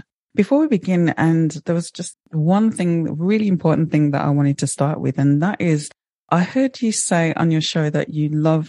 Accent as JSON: {"language": "English", "town": "Birmingham", "region": "West Midlands", "country": "United Kingdom", "tie": "born or raised there", "said": "Birmingham born and bred."}